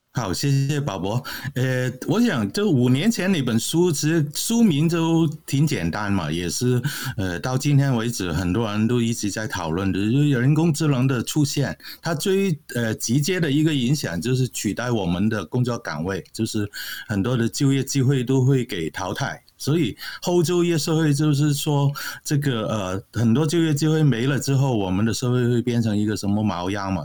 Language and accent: Chinese; Hong Kong; moved away as an adult; now in Canada; 我是来自香港嘛，啊，现在只是搬到加拿大去